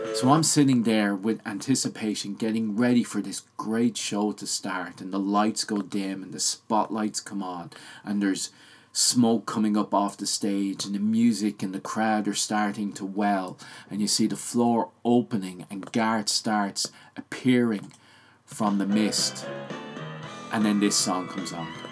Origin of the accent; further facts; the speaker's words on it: Ireland; I grew up in Ireland